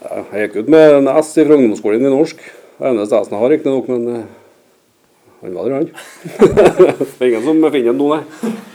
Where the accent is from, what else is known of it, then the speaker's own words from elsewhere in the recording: Røra, Trøndelag, Norway; jeg vokste opp på Røra